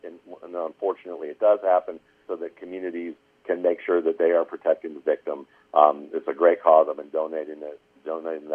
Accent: Atlanta, Georgia, United States; I'm from Atlanta, Georgia.

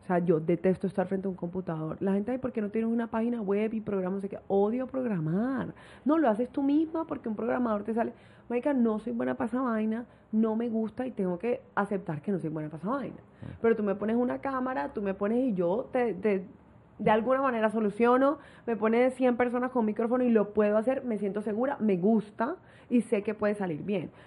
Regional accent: Barranquilla, Atlántico, Colombia; soy de Barranquilla, tengo 27 años

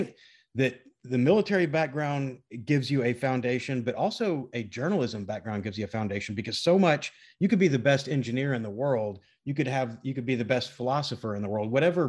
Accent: Memphis, Tennessee, United States; also born or lived in Washington, D.C. / Naples, Italy; So grew up in Memphis, but my dad was a lawyer in the Navy, and we were stationed in DC. We were stationed in Naples, Italy for a while, moved around a little bit. But Memphis is my hometown, Memphis, Tennessee.

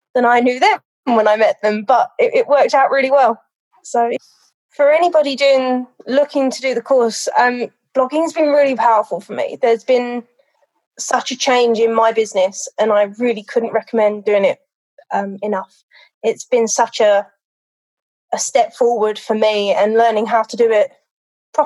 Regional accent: London, United Kingdom; now in United States; I am a dog trainer now in America. I was originally from London

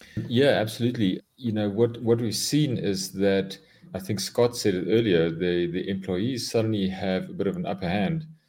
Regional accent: South Africa; I am a South African, born and bred in South Africa

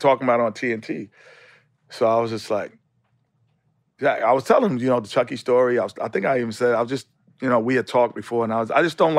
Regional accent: New York City, New York, United States; Growing up in New York City.

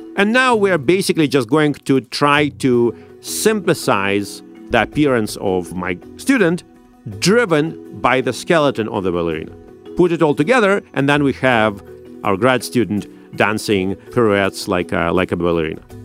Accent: Saint Petersburg, Russia; now in United States; I grew up in St. Petersburg in Russia

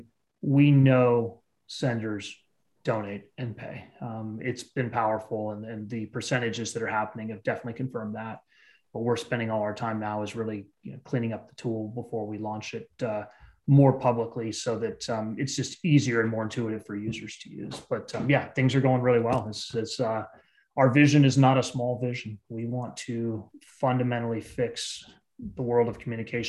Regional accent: Bay Area, California, United States; also born or lived in East Coast / Eastern Europe; I grew up in the Bay Area.

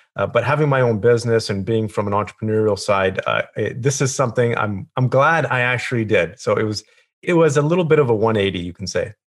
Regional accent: Kelowna, British Columbia, Canada; I grew up in a small town called Kelowna, British Columbia.

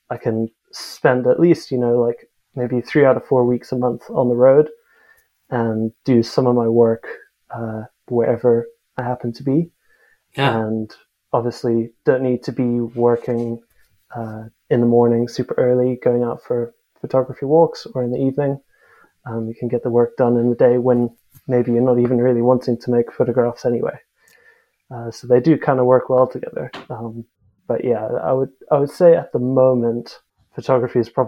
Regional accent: South Africa; also born or lived in United States / Singapore; now in United Kingdom; Uh, I'm South African, but I've sort of lived a bit all over the place. Um, I was born in the States actually. Um, grew up a bit in, in the UK, uh, back home in South Africa, and then a few years over in Singapore actually.

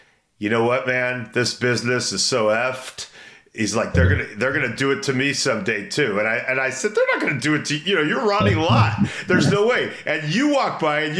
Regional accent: Brentwood, California, United States; I'm from Brentwood

